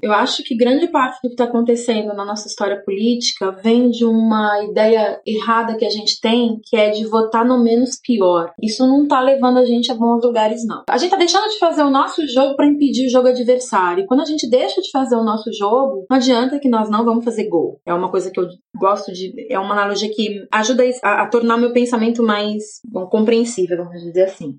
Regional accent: São Bernardo do Campo, São Paulo, Brazil; Eu cresci em São Bernardo do Campo, eu vi a militância crescendo do meu lado

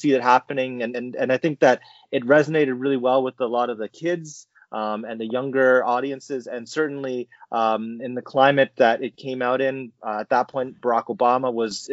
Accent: Canada; as a Canadian

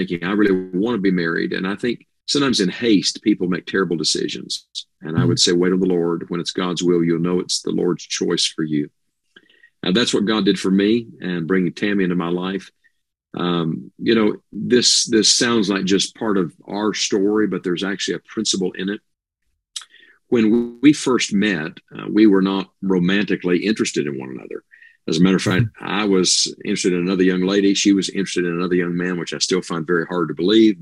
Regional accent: West Virginia, United States; moved away as an adult; also born or lived in Tennessee; I am in wild and wonderful West Virginia right now. This is my home where I was born and raised

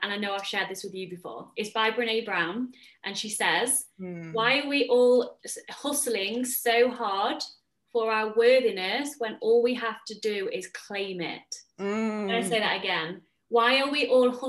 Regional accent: England, United Kingdom; now in Netherlands; I'm in the Netherlands, but I'm English.

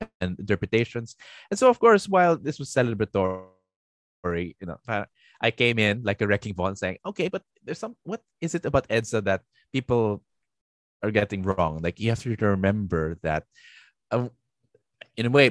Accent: Philippines; we're Filipinos, I'm like, so automatically as a Filipino citizen

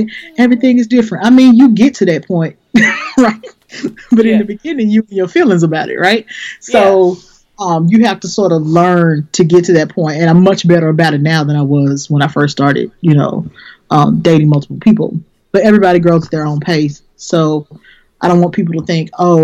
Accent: Memphis, Tennessee, United States; moved away; I'm originally from Memphis and that's where I used to live

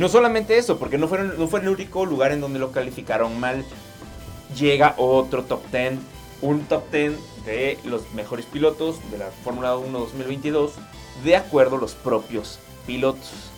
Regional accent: Mexico; como buen mexicano, nos encanta comer en la calle

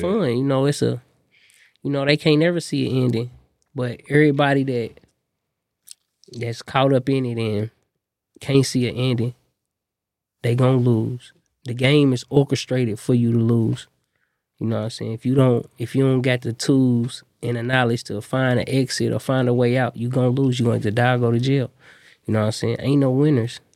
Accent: Indianapolis, Indiana, United States; I'm an artist from Indianapolis

